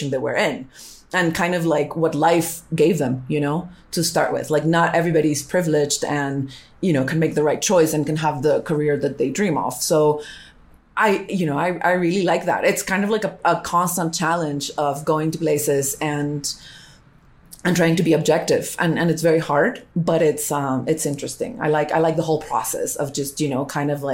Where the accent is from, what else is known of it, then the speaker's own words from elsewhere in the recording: Colombia; I'm Hispanic and I speak Spanish and I'm from Colombia